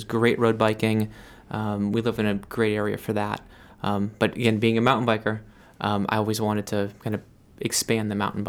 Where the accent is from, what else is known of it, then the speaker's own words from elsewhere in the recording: Massachusetts, United States; So I came from Western Mass, where there were trails everywhere and young people, and it was really vibrant outdoor community, And I moved to Maine